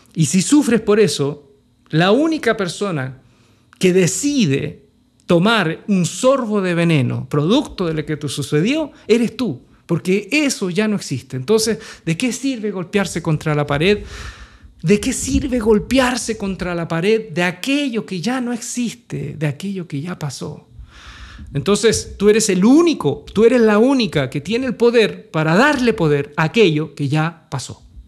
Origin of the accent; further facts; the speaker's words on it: Chile; moved away as an adult; also born or lived in Santiago, Chile; en un sector marginal de Santiago, eh, a dos horas de la ciudad donde estaban mis hijos de mi ciudad natal